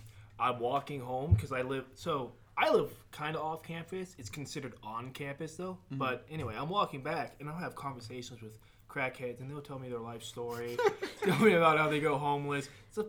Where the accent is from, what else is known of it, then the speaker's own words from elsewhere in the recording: Fort Mill, South Carolina, United States; I am from Fort Mill. I also go to App State.